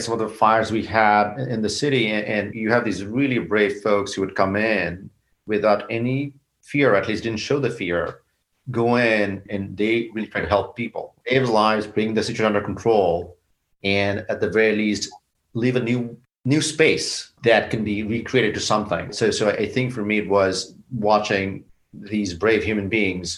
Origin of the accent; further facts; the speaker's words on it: Bangladesh; now in United States; South Asia, where I grew up in Bangladesh